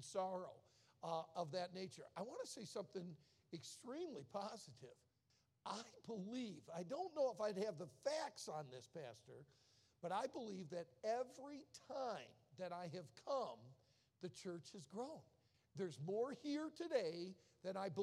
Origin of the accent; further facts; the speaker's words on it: outside of Detroit, Michigan, United States; I was born and raised outside of Detroit